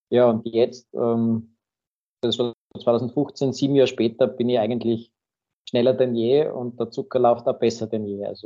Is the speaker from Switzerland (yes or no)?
no; Graz, Styria, Austria; Ich selbst bin aus Graz, wohne am Stadtrand in St. Peter